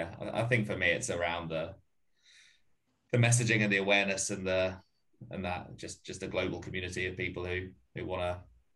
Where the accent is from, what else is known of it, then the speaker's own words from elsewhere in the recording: London, United Kingdom; So I'm from London, and well, lived in London before. I've got some mates back there who were doing a little run club back there.